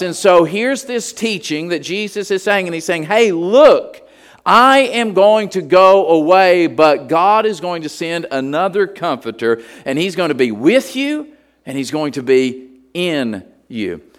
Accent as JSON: {"language": "English", "region": "West Virginia", "country": "United States", "tie": "born or raised there", "moved": "yes", "said": "We were just Holy Ghost people where I grew up in West Virginia"}